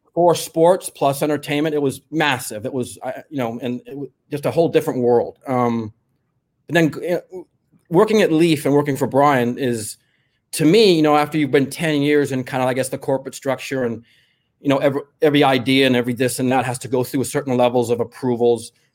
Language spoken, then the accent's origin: English; Los Angeles, California, United States; I grew up in the San Fernando Valley